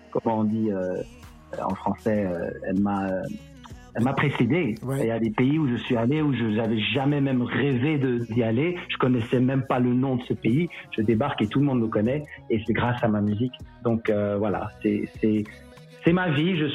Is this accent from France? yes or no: no; DR Congo; je suis investi euh, chez moi en RDC plus que jamais.